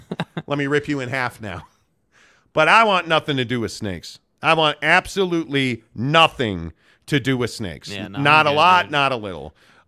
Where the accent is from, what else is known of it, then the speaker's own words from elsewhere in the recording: Snyder, Texas, United States; I'm from Snyder near Sweetwater.